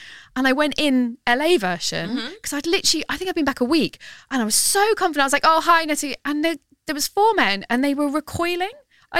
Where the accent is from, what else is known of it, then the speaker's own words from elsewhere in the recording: United Kingdom; I thought, oh, I see, I have to go back to being British.